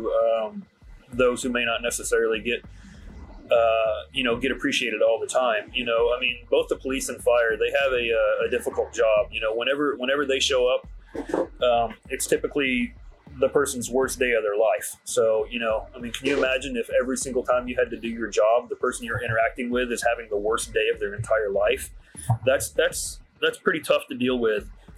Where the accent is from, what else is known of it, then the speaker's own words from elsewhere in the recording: Dallas, Texas, United States; I grew up in the Dallas area